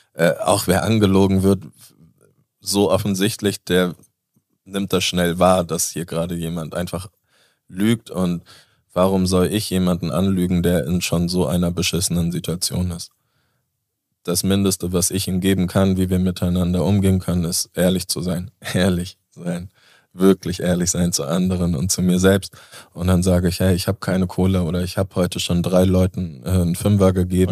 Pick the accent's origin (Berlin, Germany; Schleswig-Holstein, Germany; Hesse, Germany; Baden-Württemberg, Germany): Schleswig-Holstein, Germany; Föhr; now in Hamburg, Germany; wo ich groß geworden bin. In Föhring.